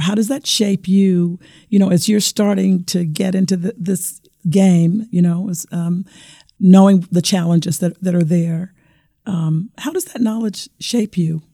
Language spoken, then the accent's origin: English; Arkansas, United States; moved away; I was born and raised in Arkansas